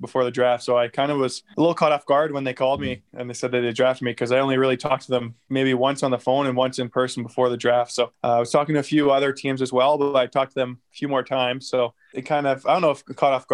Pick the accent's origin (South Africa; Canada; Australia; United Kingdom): Canada; St. Albert, Alberta; I grew up in St. Albert, obviously, like you mentioned, and played my whole minor hockey system there